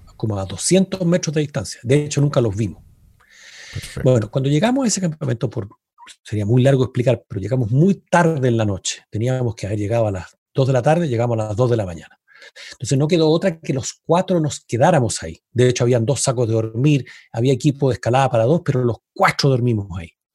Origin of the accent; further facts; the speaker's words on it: Chile; somos chilenos